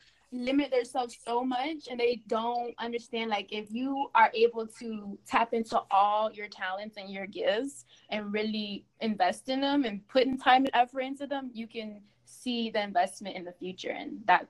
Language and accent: English; Miami, Florida, United States; because like I said, I'm from Miami, Florida. The work ethic down here is, I feel as if it's very scammy, fraudulent.